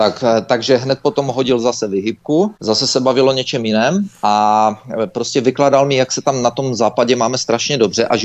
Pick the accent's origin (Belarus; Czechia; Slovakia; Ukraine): Belarus; že jsem ti řekla, že jsem z Běloruska